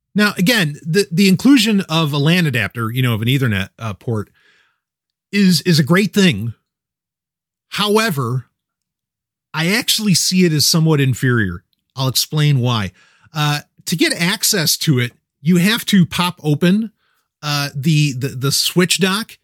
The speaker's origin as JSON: {"language": "English", "town": "New York City", "region": "New York", "country": "United States", "tie": "born or raised there", "said": "I grew up in New York City"}